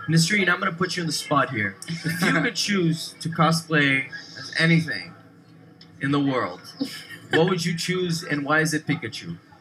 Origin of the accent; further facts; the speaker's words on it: Brazil; moved away; I grew up in Brazil